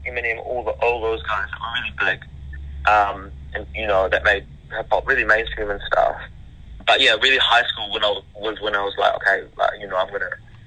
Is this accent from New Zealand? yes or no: yes; Wellington, New Zealand; also born or lived in Bangladesh; I was born in Bangladesh, and I moved to New Zealand when I was very young.